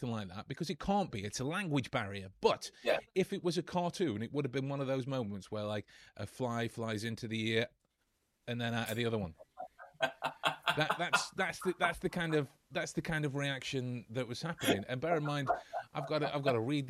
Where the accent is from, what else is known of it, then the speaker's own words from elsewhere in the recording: England, United Kingdom; I'm English